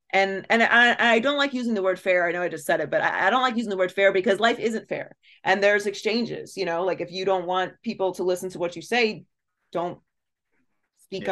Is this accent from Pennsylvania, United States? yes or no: yes; Pittsburgh, Pennsylvania, United States; I grew up in Pittsburgh.